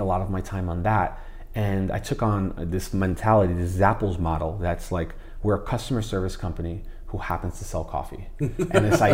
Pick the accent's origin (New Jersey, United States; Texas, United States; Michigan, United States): New Jersey, United States; Jersey City; also born or lived in Hoboken; I lived the majority of my life in Jersey City